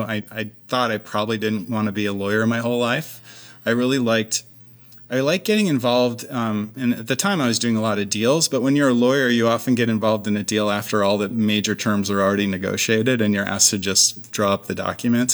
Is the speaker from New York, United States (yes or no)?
yes; Clarence, New York, United States; moved away as an adult; also born or lived in Berkeley, California; now in Seattle, United States; I'm from upstate New York originally, outside of Buffalo. So, uh, spent my whole childhood there, basically